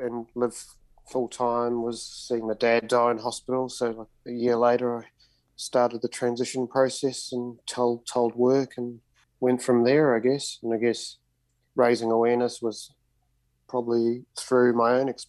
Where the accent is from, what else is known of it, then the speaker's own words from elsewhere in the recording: Auckland, New Zealand; now in Australia; I was brought up in Auckland many moons ago, like over 40 years ago as a child